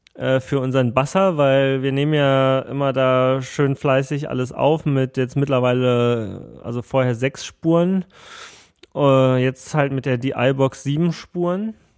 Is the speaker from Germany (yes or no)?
yes; Germany; ich komme hier aus Deutschland